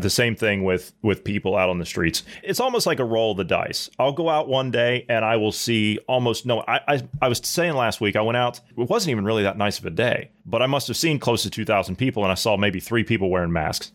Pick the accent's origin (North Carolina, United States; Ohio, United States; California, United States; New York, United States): Ohio, United States; moved away; I'm from Ohio